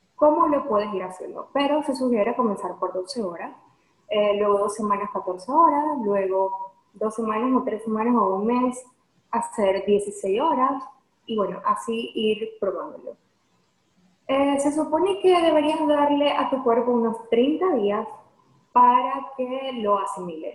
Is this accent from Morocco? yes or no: no; Venezuela; moved away as an adult; now in Houston, United States; yo soy de Venezuela, vivo en Houston hace aproximadamente dos años, pero salí del país hace cinco años.